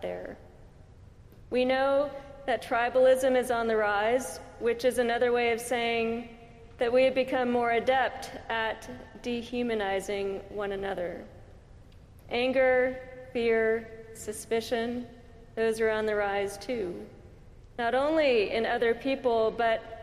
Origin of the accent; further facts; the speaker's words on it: California, United States; I'm from California